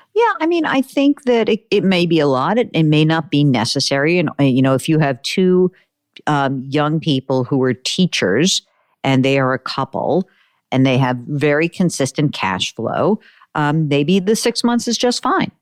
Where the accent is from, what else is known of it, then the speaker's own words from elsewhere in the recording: New York, United States; I'm a Jew from New York